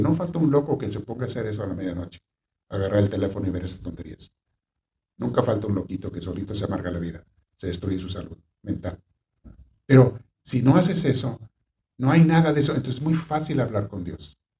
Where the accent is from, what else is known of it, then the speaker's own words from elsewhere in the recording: Mexico; Hay una ciudad de México donde yo estuve en el seminario. Cuando recién me fui de chiquillo, pues, tenía 14 años